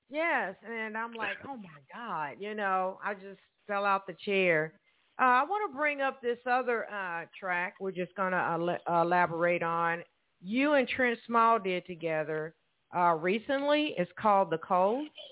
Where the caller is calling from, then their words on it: Evansville, Indiana, United States; we're both calling from Evansville, Indiana